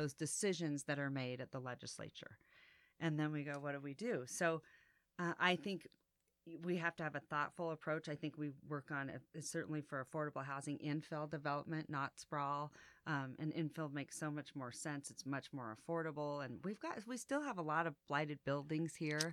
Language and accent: English; Reno, Nevada, United States; I was born and raised here